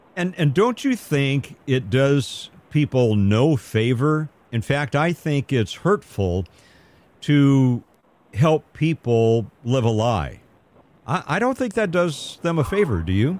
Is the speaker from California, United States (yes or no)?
yes; Southern California, United States; I grew up in Southern California